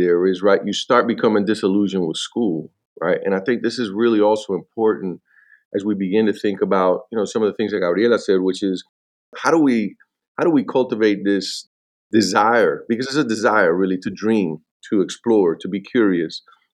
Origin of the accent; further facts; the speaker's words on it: Miami, Florida, United States; also born or lived in Atlanta, Georgia; I was born in Atlanta, Georgia, but raised in Miami. I went to Miami when I was 3 years old